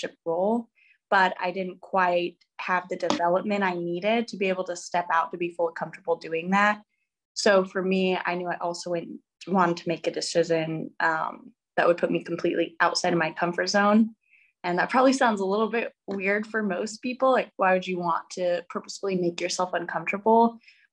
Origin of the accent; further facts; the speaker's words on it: New Mexico, United States; moved away as an adult; get out of the state of New Mexico, because I had lived there my whole life